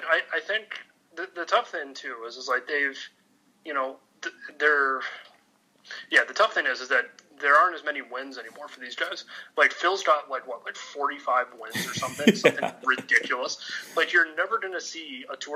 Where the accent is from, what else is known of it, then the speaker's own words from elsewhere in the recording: Canada; As a Canadian citizen